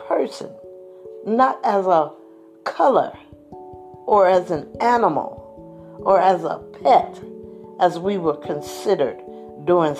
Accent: United States; we African Americans have been here over 200 plus years

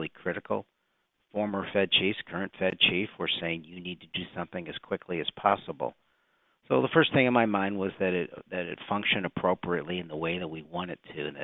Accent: Chicago, Illinois, United States; I come from Chicago in Illinois

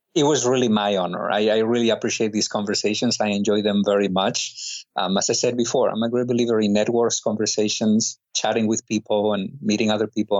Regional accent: Spain; I'm not from Egypt, I'm from Spain

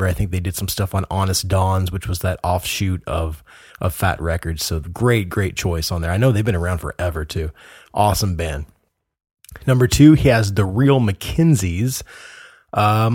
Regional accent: United States; I'm an American

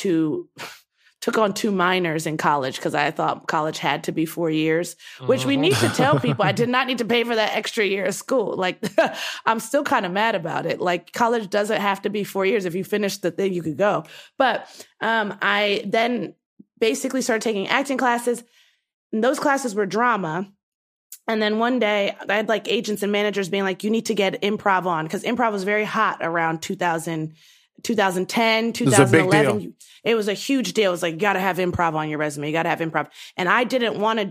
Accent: Baltimore, Maryland, United States; moved away as an adult; also born or lived in Los Angeles; I was born and raised in Baltimore

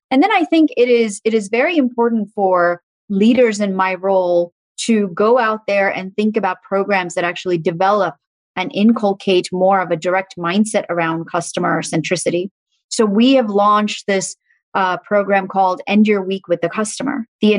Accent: Dubai, United Arab Emirates; also born or lived in Muscat, Oman; And so we lived in Muscat, Oman for a little bit, and then we moved to Dubai. And so I grew up in the Middle East, and Dubai is a beautiful, beautiful city.

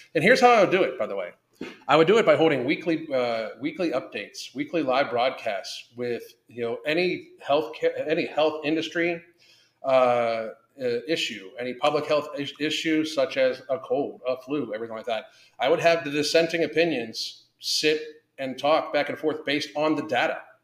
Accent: United States; as American people

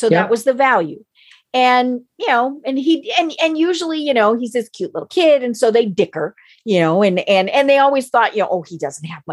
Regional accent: Colorado, United States; now I'm from Colorado. So see, we're horse traders out there

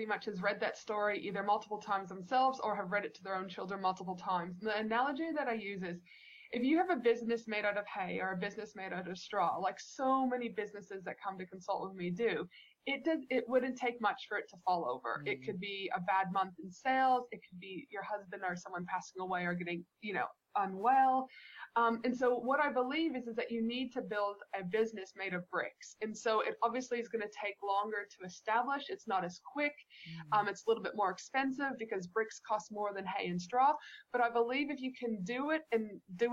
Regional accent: Canada; moved away; when I was a child growing up in Canada

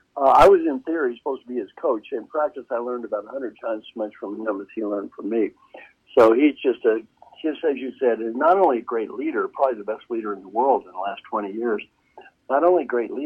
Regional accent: Valley Station, Kentucky, United States; moved away as an adult; also born or lived in Indiana / Los Angeles, California; I'm from Valley Station, Kentucky, in small town. Dad had a two-pump gas station back in Valley Station.

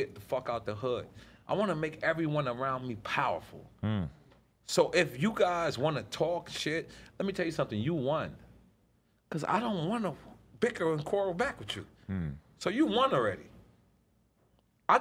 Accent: New York City, New York, United States; moved away as an adult; also born or lived in Miami; I'm from 97-3057 Avenue, apartment 5E, Corona, New York, 11368, 5E.

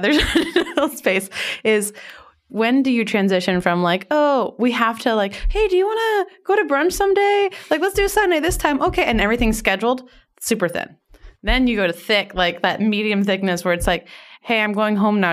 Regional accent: Miami, Florida, United States; moved away as an adult; also born or lived in New York; I moved from Miami to New York when I was eighteen for college

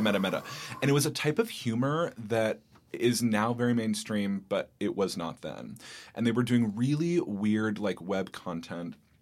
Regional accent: Bay Area, California, United States; moved away as an adult; now in New York, United States; I grew up in the Bay Area in California

